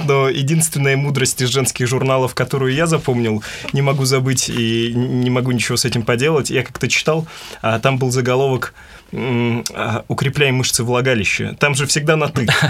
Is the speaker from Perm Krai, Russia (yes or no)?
yes; Perm, Perm Krai, Russia; Как пермяк вам хочу рассказать